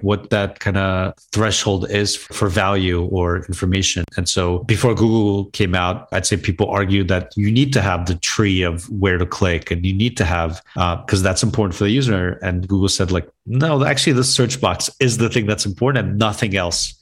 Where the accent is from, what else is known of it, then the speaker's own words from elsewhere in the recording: Wayne, New Jersey, United States; also born or lived in Chernivtsi, Ukraine / Brooklyn, New York; basically grew up in Brooklyn and North Jersey in a town called Wayne, New Jersey.